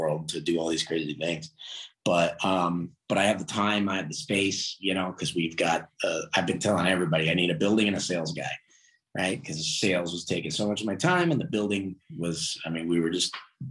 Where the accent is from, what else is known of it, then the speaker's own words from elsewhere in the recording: California, United States; now in Pittsburgh, United States; I grew up in California.